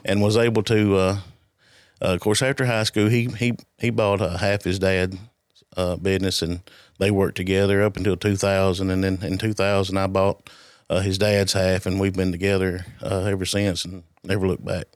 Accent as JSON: {"language": "English", "town": "Alexandria", "region": "Tennessee", "country": "United States", "tie": "born or raised there", "said": "I grew up in Alexandria. Uh, I've never lived anywhere else."}